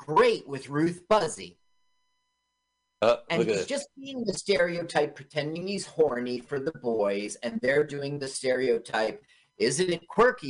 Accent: Los Angeles, California, United States; I grew up in Los Angeles.

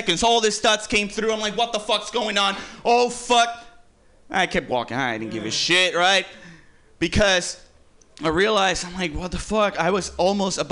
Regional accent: Puerto Rico; I'm from Puerto Rico. I've lived in the hood my whole life

